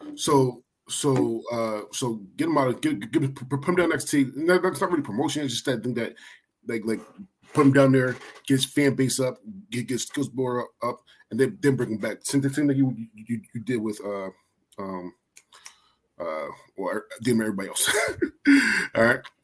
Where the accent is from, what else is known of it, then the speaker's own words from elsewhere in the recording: Philadelphia, Pennsylvania, United States; I'm from Philly